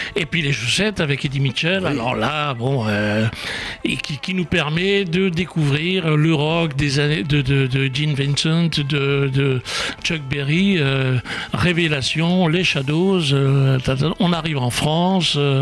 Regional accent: Oran, Oran Province, Algeria; quand j'étais gamin euh, en Algérie, à Oran

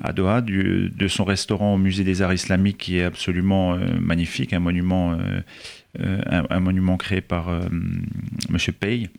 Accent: eastern France, France; now in Paris, France; nous, on est de l'Est de la France et donc on est, on est assez loin de la mer

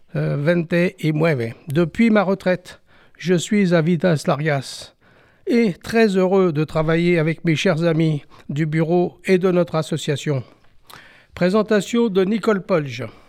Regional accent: Paris, Île-de-France, France; Je suis né à Paris en 1945.

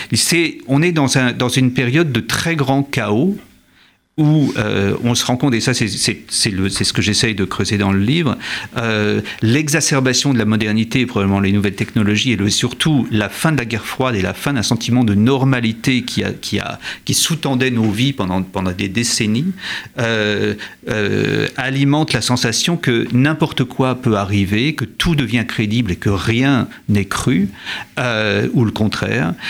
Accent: France; chez nous en France

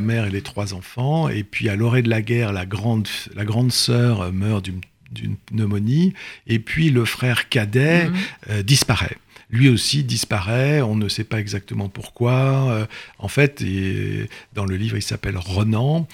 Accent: Brittany, France; Je suis breton, c'est une famille bretonne

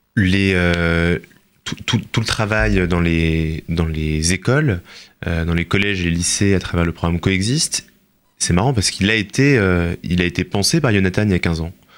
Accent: France; en tant que juif et en tant que français

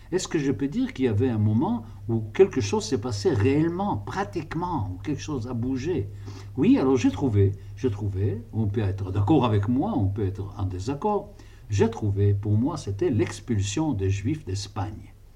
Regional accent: Israel; je suis d'une famille euh, qui est en Palestine depuis le début du 19e siècle

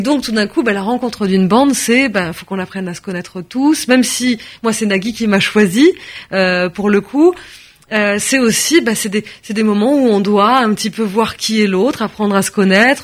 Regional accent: France; Je suis née en France, de parents français. Je suis française.

